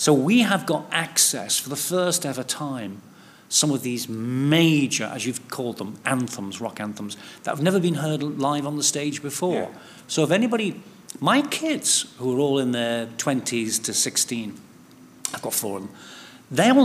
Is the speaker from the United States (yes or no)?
no; Liverpool, North West England, United Kingdom; moved away; also born or lived in Hackney, London; I'm from Liverpool, although all my kids were born at Whips Cross Hospital, you know, and I used to live just a mile or two away from the Hackney Empire.